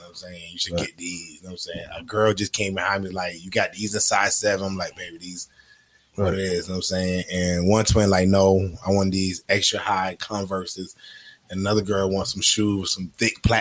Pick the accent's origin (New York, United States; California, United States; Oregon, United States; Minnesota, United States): New York, United States; New York City; moved away as an adult; now in Jacksonville, United States; I'm originally from New York